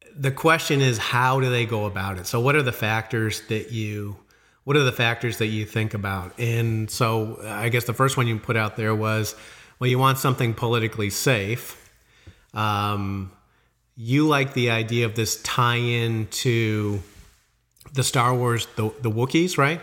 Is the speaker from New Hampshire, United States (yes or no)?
no; Illinois, United States; moved away; I came from Illinois